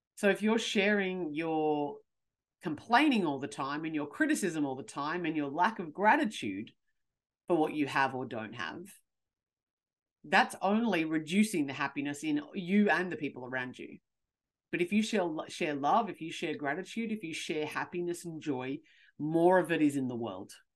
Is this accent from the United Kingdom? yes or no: no; Australia; I'm from Australia